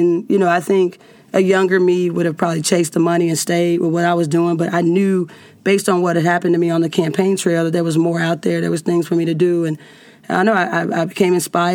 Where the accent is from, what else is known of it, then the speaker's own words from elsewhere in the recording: Cincinnati, Ohio, United States; I'm from Cincinnati.